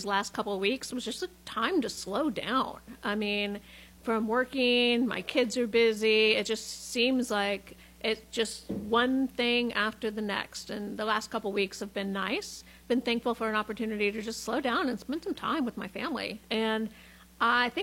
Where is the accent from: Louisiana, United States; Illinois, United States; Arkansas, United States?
Illinois, United States; central; moved away as an adult; now in Hendersonville, United States; I'm actually born and raised in central Illinois and grew up in a kind of rural manufacturing area of the state.